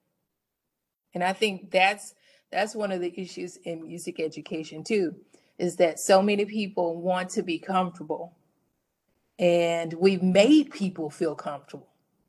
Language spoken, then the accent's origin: English; the South, United States; I grew up in the South.